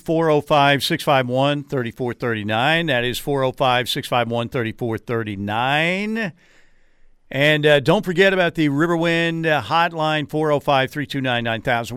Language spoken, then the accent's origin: English; Norman, Oklahoma, United States; having been born and raised in Norman